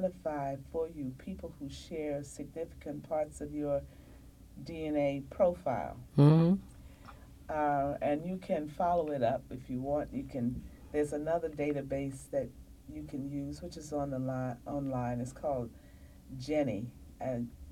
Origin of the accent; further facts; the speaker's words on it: Washington, District of Columbia, United States; I'm from Washington, D.C., Virginia area